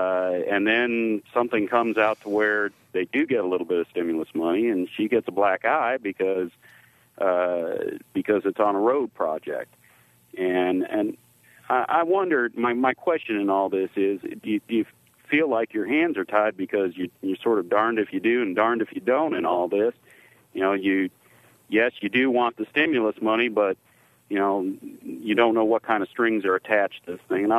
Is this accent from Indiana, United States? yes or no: yes; Bedford, Indiana, United States; Hi. I'm actually from the Bedford area